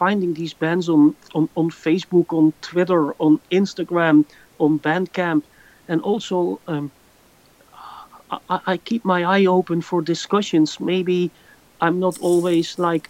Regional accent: Netherlands; born or raised there

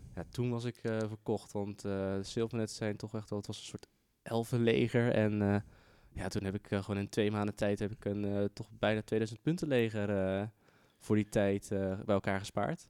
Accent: Zeeland, Netherlands; moved away; ik kom uit Zeeland origineel

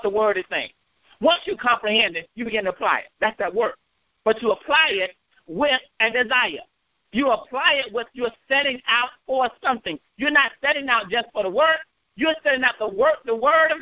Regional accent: North Carolina, United States; I'm from North Carolina.

